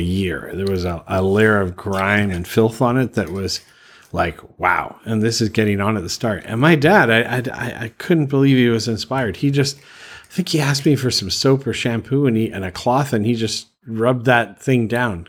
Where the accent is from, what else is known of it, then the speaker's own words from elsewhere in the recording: Canada; moved away as an adult; also born or lived in Calgary, Alberta / Prince Edward Island; now in Bangkok, Thailand; I'm originally from Canada. The last place I lived before li- moving to Thailand was Calgary